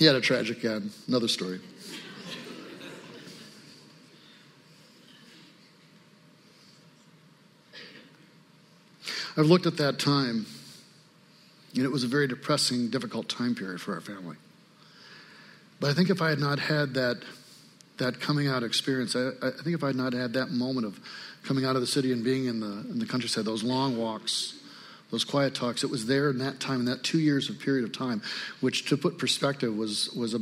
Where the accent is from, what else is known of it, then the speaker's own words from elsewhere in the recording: Lansing, Michigan, United States; also born or lived in Traverse City, Michigan / Grass Lake, Michigan; now in Detroit, United States; I was born in Traverse City. I used to tell people that we moved after 10 days to Lansing.